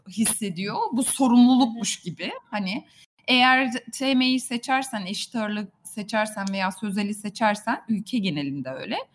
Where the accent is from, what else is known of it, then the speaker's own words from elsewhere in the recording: İzmir, Turkey; born there; E, çok kısa bahsedeyim. 1979 İzmir doğumluyum.